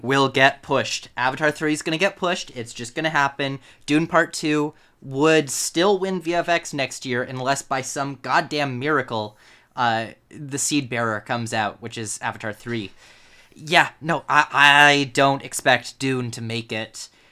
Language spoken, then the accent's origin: English; Canada; I am Canadian